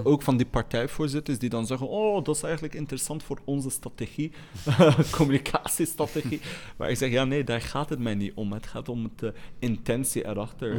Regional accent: Molenbeek, Brussels-Capital Region, Belgium; Ik groeide op in Molenbeek in felle armoede.

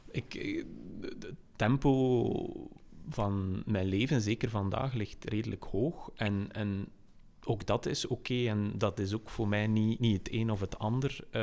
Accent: West Flanders, Belgium; als West-Vlamingen.

